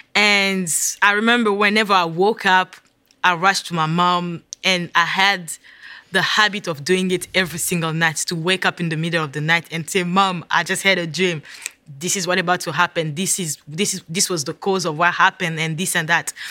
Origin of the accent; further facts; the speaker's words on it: DR Congo; moved away as an adult; also born or lived in Virginia; now in United States; I am originally from the Democratic, Democratic Republic of Congo